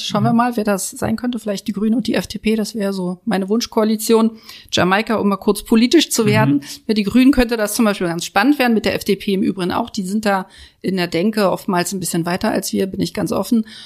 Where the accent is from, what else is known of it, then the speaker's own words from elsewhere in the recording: Berlin, Germany; Und ich als Neuköllnerin ähm, bin ja auch groß geworden in der Hasenheide.